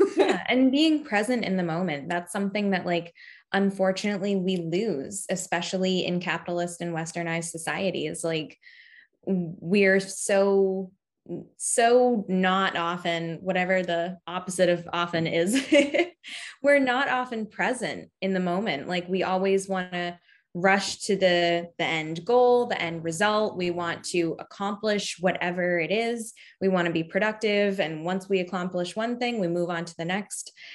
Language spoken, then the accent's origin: English; Cape Cod, Massachusetts, United States; I'm from Cape Cod, Massachusetts, so I've always lived near the ocean, um, for most of my life